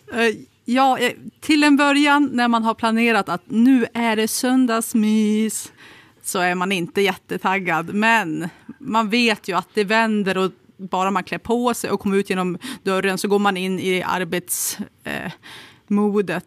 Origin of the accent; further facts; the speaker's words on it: Kramfors, Västernorrland County, Sweden; när jag växte upp i Kramfors